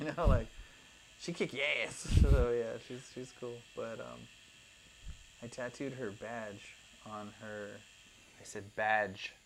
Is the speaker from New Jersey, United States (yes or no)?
no; California, United States; now in Surprise, United States; being from California originally